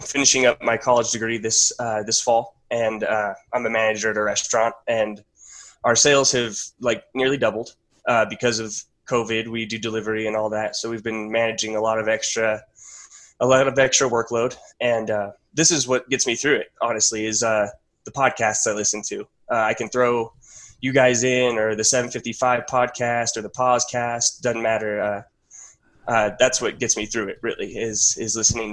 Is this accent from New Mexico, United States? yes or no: yes; New Mexico, United States; I'm from New Mexico.